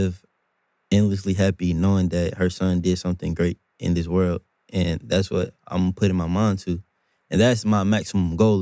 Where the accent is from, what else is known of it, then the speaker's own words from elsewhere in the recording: Durham, North Carolina, United States; I'm from Durham